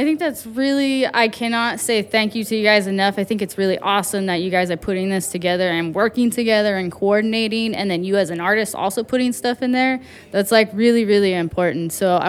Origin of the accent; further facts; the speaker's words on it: Riverside, California, United States; I grew up in Riverside